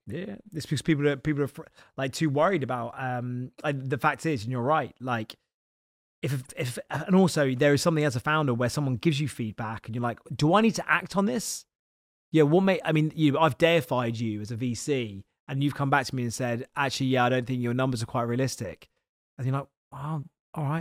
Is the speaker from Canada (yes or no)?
no; Isle of Wight, South East England, United Kingdom; now in London, United Kingdom; I'm literally the most southern person you can be, 'cause I'm from the Isle of Wight.